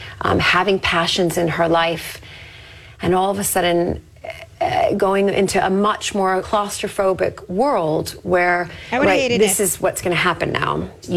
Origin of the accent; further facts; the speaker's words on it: United States; moved away as an adult; now in United Kingdom; As an American, we have been brought up from day one.